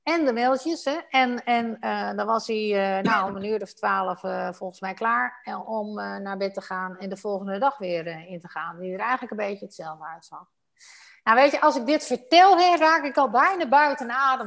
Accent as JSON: {"language": "Dutch", "country": "Netherlands", "said": "wij Nederlanders"}